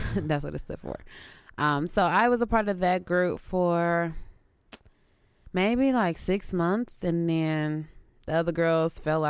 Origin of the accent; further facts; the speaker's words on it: Houston, Texas, United States; moved away; But yeah, I'm originally from Houston, Texas. I moved here maybe a few years ago.